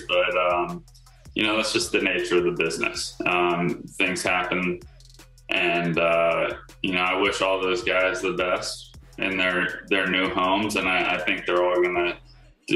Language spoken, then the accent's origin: English; Virginia Beach, Virginia, United States; moved away as an adult; now in Los Angeles, United States; Virginia Beach, my hometown